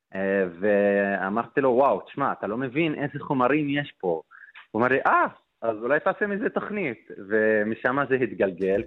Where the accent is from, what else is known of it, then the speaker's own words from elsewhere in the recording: Nazareth, Northern District, Israel; אני מנצרת